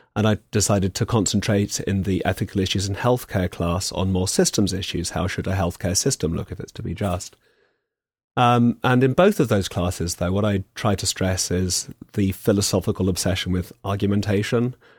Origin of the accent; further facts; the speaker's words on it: England, United Kingdom; as an Englishman